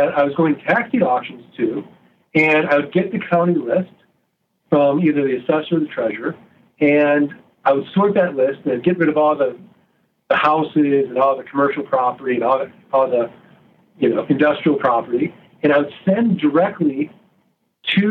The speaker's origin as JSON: {"language": "English", "town": "St. Louis", "region": "Missouri", "country": "United States", "said": "I'm from Missouri. I'm from St. Louis. We're the show me state"}